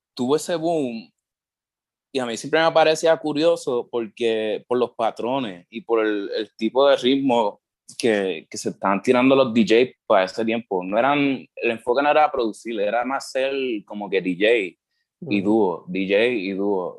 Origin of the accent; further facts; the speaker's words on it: Puerto Rico; also born or lived in United States; yo me crié aquí en, en Puerto Rico. este, nací en Estados Unidos, pero me crié aquí